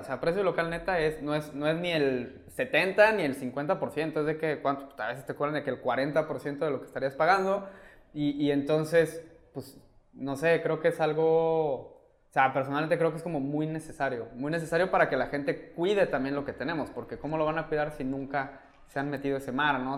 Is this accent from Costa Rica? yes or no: no; Mexico City, Mexico; now in Cancún, Mexico; yo crecí en DF